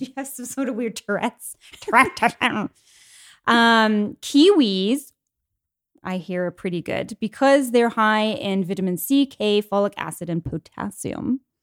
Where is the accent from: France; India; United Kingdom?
United Kingdom; England; moved away; I'm English, born in England, grew up in England